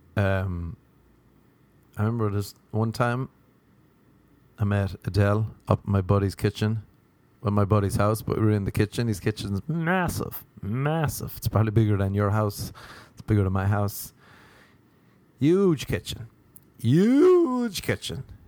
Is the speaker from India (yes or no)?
no; Ireland; now in Los Angeles, United States; Growing up in the wee, the wee land of Ireland.